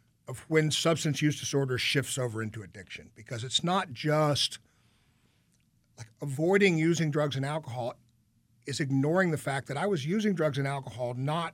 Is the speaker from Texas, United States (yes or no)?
yes; Austin, Texas, United States; moved away as an adult; also born or lived in Los Angeles; I grew up here and I played music here and I have a lot of friends from here.